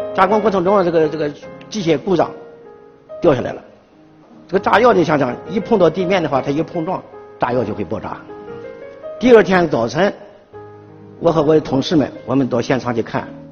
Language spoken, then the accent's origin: Chinese; Qingdao, Shandong, China; moved away as an adult; 离开了九院，回到了我的家乡，山东省青岛市